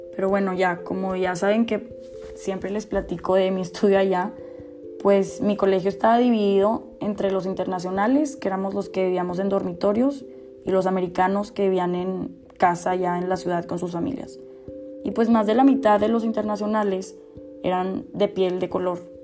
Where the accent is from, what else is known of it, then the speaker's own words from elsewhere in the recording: Mexico; siendo mexicana